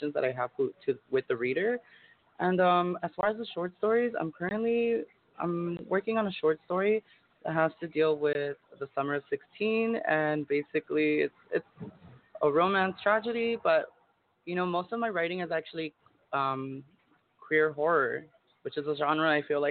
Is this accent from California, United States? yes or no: yes; El Monte, California, United States; moved away as an adult; now in East Los Angeles, United States; I'm actually from the SGV. I'm from El Monte. And I actually moved to East Los probably 2 years